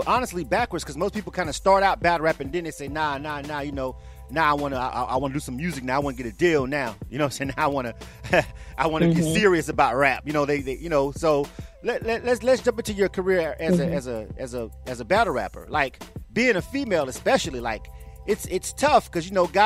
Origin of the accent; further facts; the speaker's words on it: the South, United States; I'm from the South, more laid back.